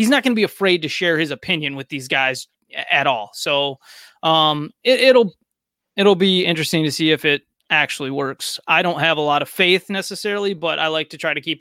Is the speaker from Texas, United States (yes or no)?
no; Michigan, United States; growing up in Michigan